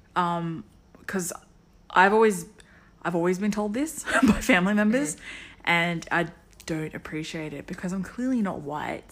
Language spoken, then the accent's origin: English; Sydney, New South Wales, Australia; I'm from Harris Park in Parramatta.